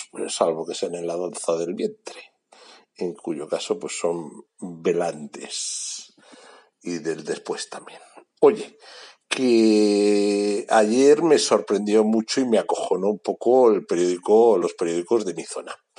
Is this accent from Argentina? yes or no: no; Bilbao, Basque Country, Spain; now in Portugal